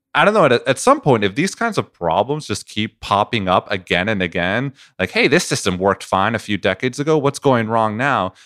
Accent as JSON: {"language": "English", "country": "Venezuela", "moved": "yes", "said": "I come from Venezuela"}